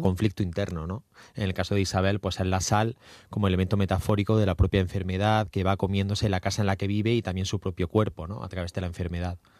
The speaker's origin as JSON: {"language": "Spanish", "town": "Almería", "region": "Andalusia", "country": "Spain", "said": "mi tierra, en Almería"}